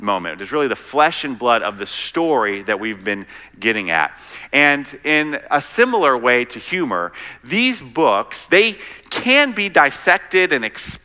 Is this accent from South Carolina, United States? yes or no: yes; South Carolina, United States; moved away; also born or lived in Midwest; I'm actually originally from South Carolina